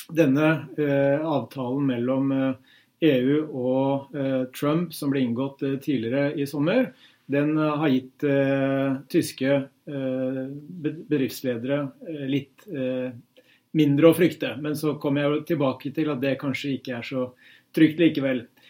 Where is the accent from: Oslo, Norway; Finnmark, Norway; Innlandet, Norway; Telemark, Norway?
Innlandet, Norway; Hamar; moved away; hjemme på Hamar